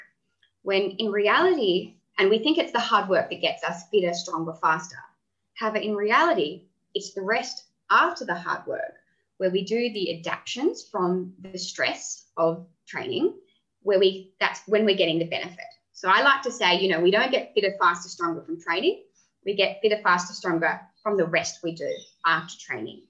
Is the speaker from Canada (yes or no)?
no; Tasmania, Australia; I grew up in Tasmania